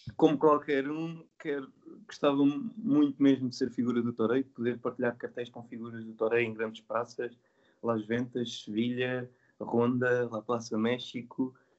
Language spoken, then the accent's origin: Portuguese; Santarém, Santarém District, Portugal; nasci e sou de Santarém